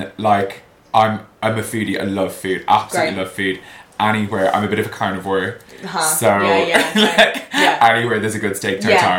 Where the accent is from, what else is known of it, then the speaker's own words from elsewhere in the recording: Ireland; also born or lived in Hong Kong; now in London, United Kingdom; I'm from Ireland. I grew up in a small village there. Design background, used to be in fashion. Wow. Used to live in Hong Kong, moved to London maybe 15 years ago.